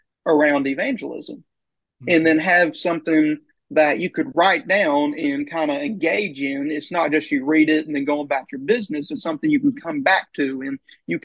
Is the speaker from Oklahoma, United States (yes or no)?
yes; Oklahoma, United States; also born or lived in Ardmore, Oklahoma / Long Grove, Oklahoma; I grew up in Oklahoma. I grew up in a town called Ardmore and Long Grove